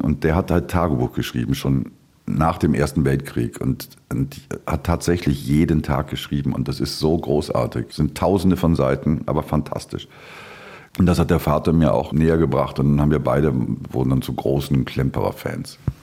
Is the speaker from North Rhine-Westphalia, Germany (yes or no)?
yes; Duisburg, North Rhine-Westphalia, Germany; accent: norddeutsch; moved away as an adult; now in Vienna, Austria; ich komme aus Duisburg